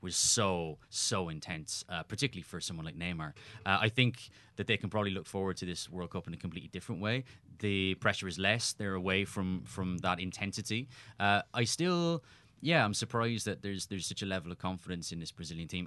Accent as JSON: {"language": "English", "town": "Cork", "region": "Munster", "country": "Ireland", "tie": "born or raised there", "also_born_or_lived": "Winnipeg", "moved": "yes", "said": "I was a kid growing up in Cork in Ireland"}